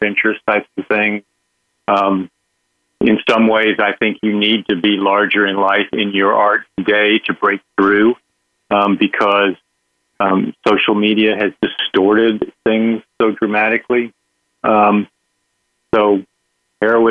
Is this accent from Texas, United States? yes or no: yes; Texas, United States; in the state of Texas, my home state